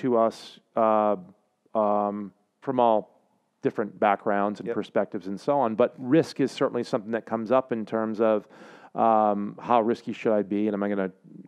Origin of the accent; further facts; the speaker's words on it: South Portland, Maine, United States; growing up in South Portland, Maine, holler, SoPo